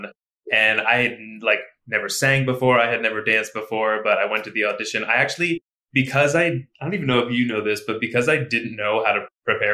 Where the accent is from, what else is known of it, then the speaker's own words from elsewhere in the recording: Elizabethtown, Pennsylvania, United States; my hometown is Elizabethtown, Pennsylvania